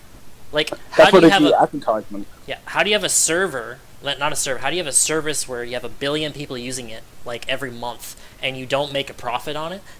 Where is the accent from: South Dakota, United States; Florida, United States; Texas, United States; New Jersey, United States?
Florida, United States; I have only left the state of Florida 3 times in my whole life